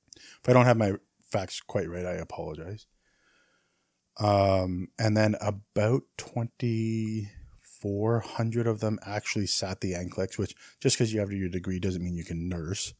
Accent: Canada

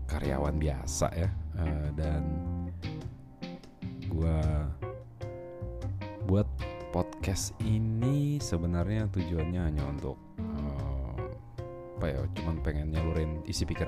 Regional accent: Balikpapan, East Kalimantan, Indonesia; Gue lahir di Kalimantan Timur di kota Balikpapan hmm, gue menghabiskan masa kecil gue sampai SMA di sana

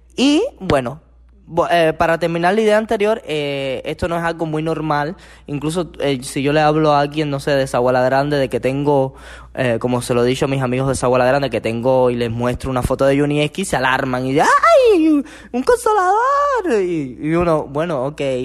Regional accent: Cuba; nosotros los cubanos

